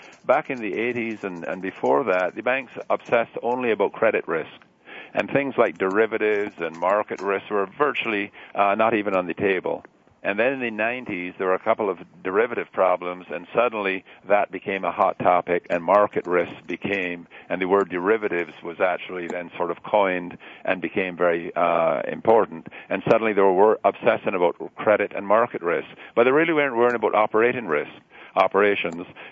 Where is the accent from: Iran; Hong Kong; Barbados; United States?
Barbados; now in Canada; I'm originally from Barbados, and you don't lose an accent very much like the Scottish folk.